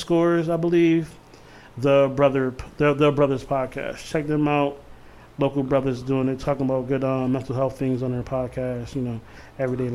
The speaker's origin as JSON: {"language": "English", "region": "Connecticut", "country": "United States", "said": "From CT"}